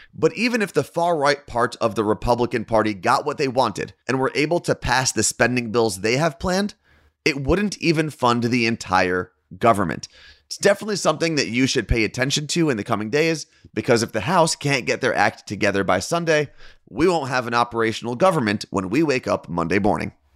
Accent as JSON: {"language": "English", "region": "New Jersey", "country": "United States", "tie": "born or raised there", "said": "my home state of New Jersey"}